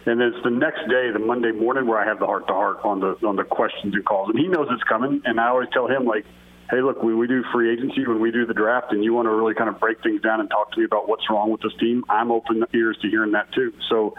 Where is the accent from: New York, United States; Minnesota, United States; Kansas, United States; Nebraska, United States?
Minnesota, United States; born there; also born or lived in South Dakota; I was born in Minnesota and spent some time in South Dakota, too. So I know what cold feels like